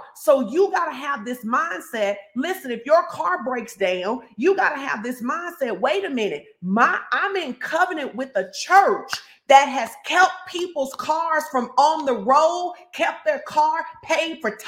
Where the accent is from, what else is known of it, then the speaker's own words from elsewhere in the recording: Fordyce, Arkansas, United States; I'm from Fordyce